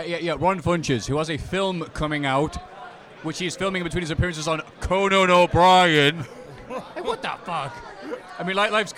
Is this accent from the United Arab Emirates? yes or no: no; United Kingdom; I'm from Britain, as you can no doubt tell by my accent.